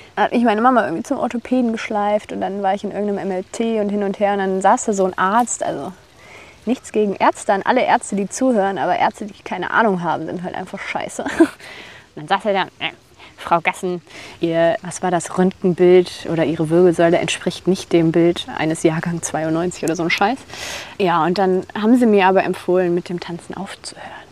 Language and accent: German; Bonn, North Rhine-Westphalia, Germany; moved away; also born or lived in Tanzania; ich komme aus Bonn, aus dem Rheinland